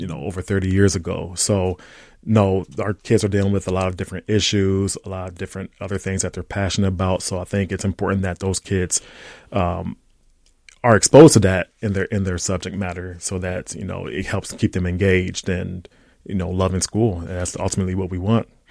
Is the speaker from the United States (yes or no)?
yes; Ohio, United States; now in St. Paul, United States; growing up in Ohio